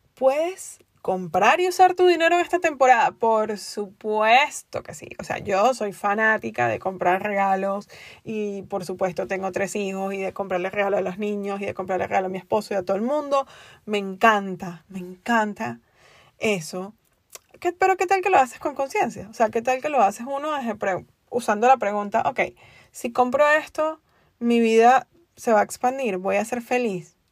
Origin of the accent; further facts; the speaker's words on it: Venezuela; moved away as an adult; also born or lived in Spain; now in United States; soy venezolana y viví en un país desde mis 19 años en o desde mis 20 años en un país donde básicamente no te daban a elegir